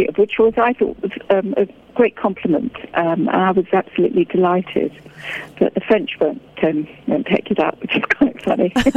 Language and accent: English; United Kingdom; I'm British and I have a fantastic um, cheese culture here